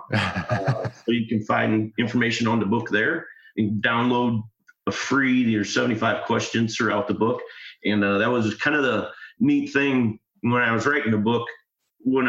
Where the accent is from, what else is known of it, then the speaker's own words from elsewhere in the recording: Midwest, United States; I'm from the Midwest